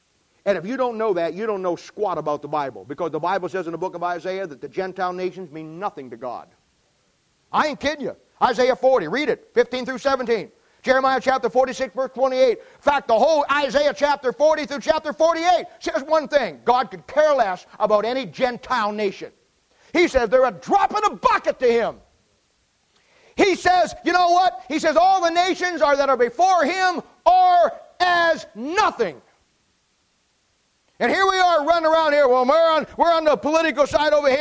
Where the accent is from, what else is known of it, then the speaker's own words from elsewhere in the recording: United States; I live in America. I was born in America